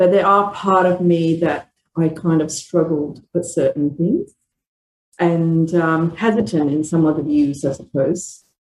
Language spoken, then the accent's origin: English; Malaysia; moved away; I was born in Malaysia. I'm a second generation Indian background. Both my grandparents were immigrant from India, taken by British to live in Australia, in Malaysia.